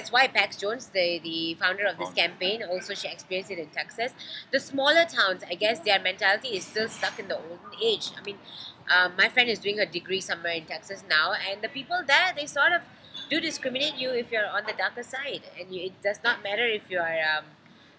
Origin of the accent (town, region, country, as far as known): Malaysia